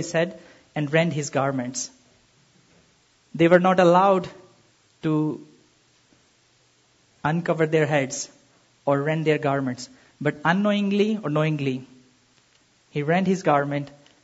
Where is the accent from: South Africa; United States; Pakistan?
Pakistan; I'm from Pakistan